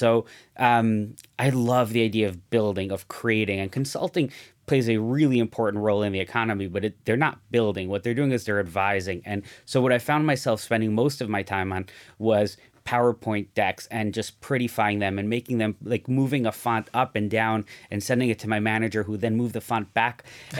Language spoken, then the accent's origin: English; Mexico; in the community I grew up in Mexico, just about everyone I looked at, everywhere I looked, everyone was an entrepreneur.